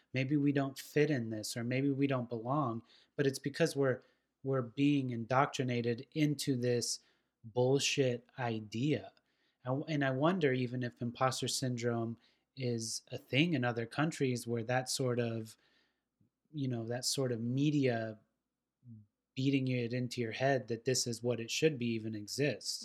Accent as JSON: {"language": "English", "region": "West Coast", "country": "United States", "moved": "yes", "lives_now": "Nashville, United States", "said": "I was this pothead from the West Coast"}